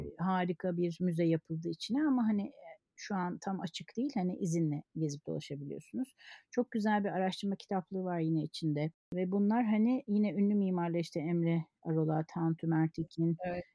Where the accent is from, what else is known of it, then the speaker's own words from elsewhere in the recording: Kayseri Province, Turkey; moved away as an adult; Kayseri'de tabii eski dostlarım, lise arkadaşlarım